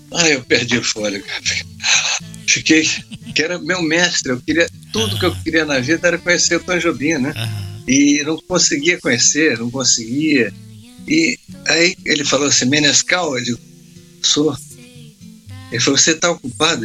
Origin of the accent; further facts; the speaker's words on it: Vitória, Espírito Santo, Brazil; moved away; eu fui para Vitória, minha terra, eu sou, eu sou capixaba, sou de, de, Espírito Santo